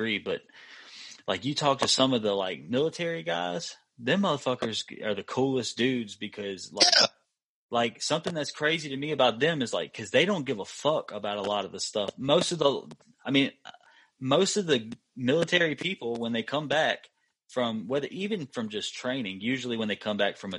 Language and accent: English; Macomb, United States; we lived by the high school in Macomb. So we would walk by the school every day